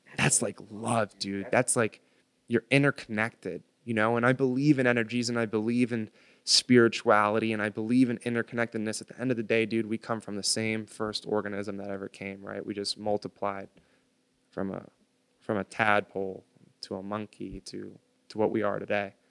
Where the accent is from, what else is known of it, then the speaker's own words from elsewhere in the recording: United States; I was born on American soil